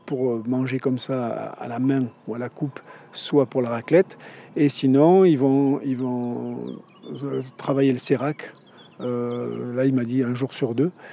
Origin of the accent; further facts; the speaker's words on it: Provence-Alpes-Côte d'Azur, France; moved away as an adult; now in Crans-Montana, Switzerland; Je suis né en France, je suis, fils, petit-fils d'hôtelier, restaurateur, pâtissier. Mes parents avaient un, aussi un hôtel Relais et Château, euh, à côté d'Aix-en-Provence, à nance pas exactement, dans le Var